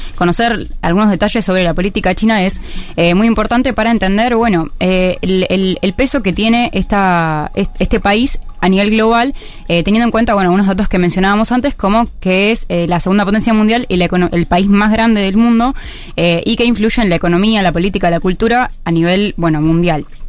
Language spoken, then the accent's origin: Spanish; Argentina; nosotros como Argentina